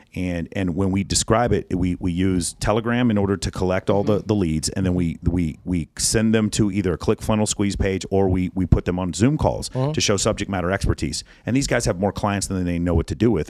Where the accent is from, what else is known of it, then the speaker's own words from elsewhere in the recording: Texas, United States; I'm from Texas